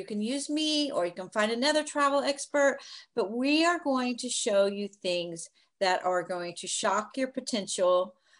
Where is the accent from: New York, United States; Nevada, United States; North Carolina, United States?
New York, United States; I'm a New Yorker.